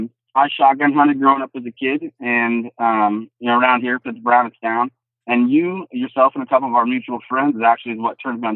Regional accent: Iowa, United States; Well, like you said, I'm from Southeast Iowa. Born and raised, only left to go to college and came right back home.

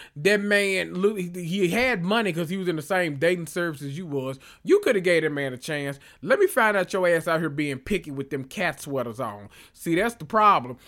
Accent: the South, United States; I'm from the South

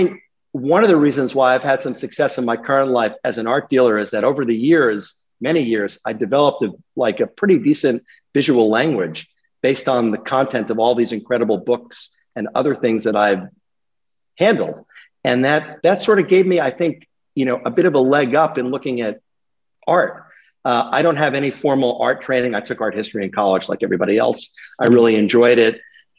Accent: New York City, New York, United States; moved away as an adult; also born or lived in St. Paul, Minnesota / the Hamptons; Born and raised on the Upper West Side.

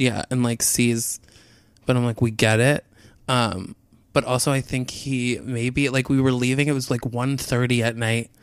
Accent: outside Albany, New York, United States; I'm from outside Albany

